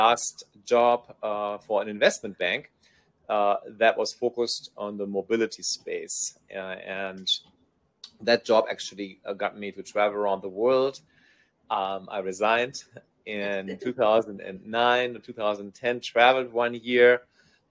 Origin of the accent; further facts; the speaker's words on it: Germany; moved away as an adult; also born or lived in United States / Silicon Valley / Taiwan; So I'm a German-American. I was born in Germany and raised partially in Germany. And then I moved after my college studies, I moved to the United States to Silicon Valley